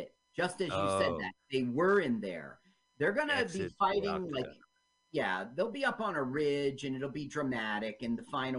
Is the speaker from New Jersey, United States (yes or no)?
yes; New Jersey, United States; I'm from New Jersey